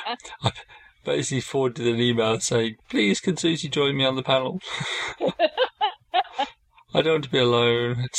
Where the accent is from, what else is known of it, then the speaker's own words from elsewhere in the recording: United Kingdom; I'm British